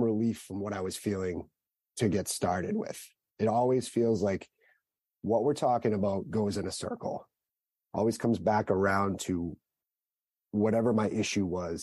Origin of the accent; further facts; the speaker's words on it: Southern Massachusetts, United States; I grew up in Southern Massachusetts, the older of two siblings